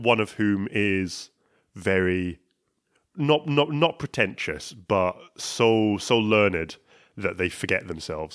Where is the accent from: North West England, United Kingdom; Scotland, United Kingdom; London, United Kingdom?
Scotland, United Kingdom; I'm from Scottish